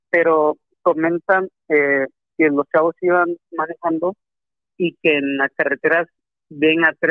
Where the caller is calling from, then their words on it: Acapulco, Guerrero, Mexico; Este, … … de Acapulco.